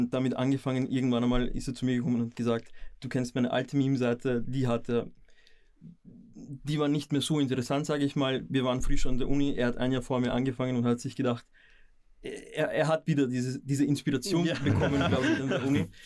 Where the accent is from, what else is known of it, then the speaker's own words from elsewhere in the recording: Vienna, Austria; ich bin hier geboren